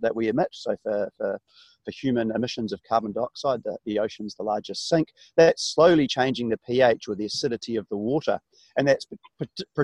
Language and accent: English; New Zealand; being a Kiwi, being a New Zealander